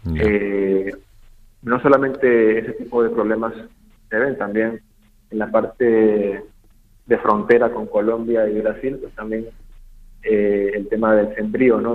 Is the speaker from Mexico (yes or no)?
no; Peru; como peruano